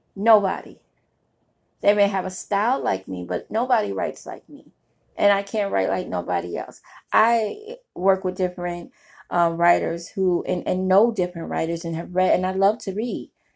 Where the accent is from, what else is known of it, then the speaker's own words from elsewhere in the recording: New York City, New York, United States; I grew up in Brooklyn, New York